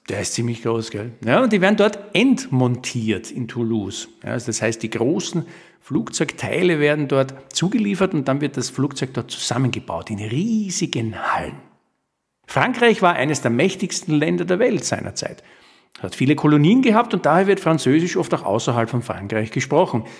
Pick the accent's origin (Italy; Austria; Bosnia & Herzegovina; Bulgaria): Austria; bei uns in Österreich